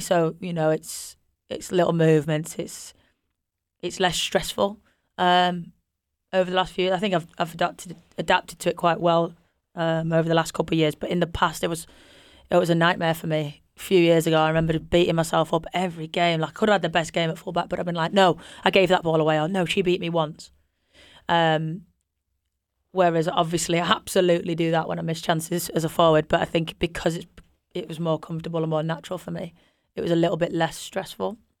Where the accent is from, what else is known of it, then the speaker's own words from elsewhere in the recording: Yorkshire and the Humber, United Kingdom; we're both from Yorkshire